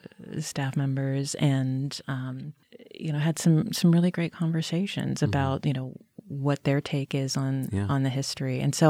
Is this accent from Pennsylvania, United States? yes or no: yes; Pittsburgh, Pennsylvania, United States; I mean, where I come from Pittsburgh, the Center for the Arts was kind of that sort of touchstone, of familial relationship with the community in many ways.